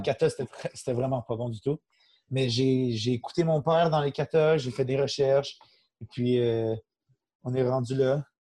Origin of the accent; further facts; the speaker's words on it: Saint-Constant, Quebec, Canada; also born or lived in Laval; j'ai grandi, je suis encore en même place, Saint-Constant-Sainte-Catherine.